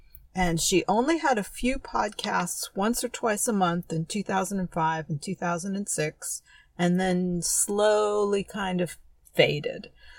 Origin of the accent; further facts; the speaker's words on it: San Francisco, California, United States; also born or lived in Oakland; I am from San Francisco